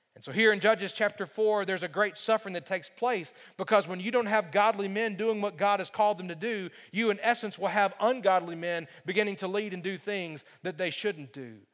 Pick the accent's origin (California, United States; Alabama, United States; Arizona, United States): Alabama, United States; When I was growing up in Alabama, um, I grew up in a pastor's home.